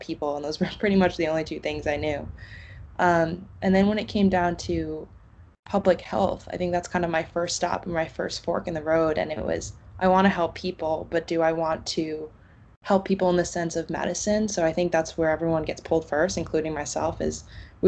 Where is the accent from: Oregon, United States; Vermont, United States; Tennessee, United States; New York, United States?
New York, United States; moved away as an adult; also born or lived in Connecticut; now in Boston, United States; I grew up in New York, right next to a power plant